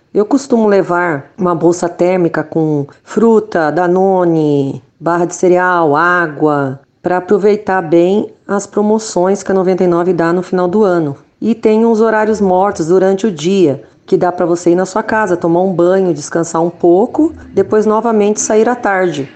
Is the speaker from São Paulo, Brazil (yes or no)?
yes; São José dos Campos, São Paulo, Brazil; sou da cidade de São José dos Campos, São Paulo